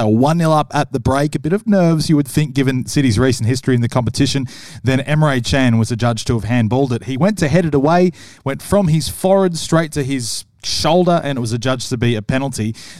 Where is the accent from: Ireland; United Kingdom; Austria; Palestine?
United Kingdom; England; As an Englishman, Bridgie